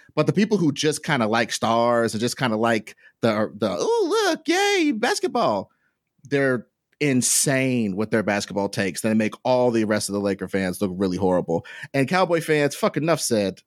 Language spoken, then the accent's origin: English; Kansas City, Missouri, United States; in my hometown